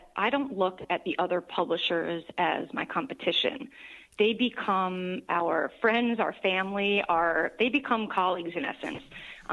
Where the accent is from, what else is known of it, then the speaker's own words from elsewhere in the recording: New York, United States; I am a New Yorker